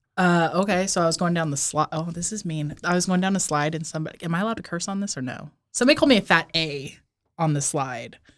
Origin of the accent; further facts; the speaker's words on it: Hemet, California, United States; Southern California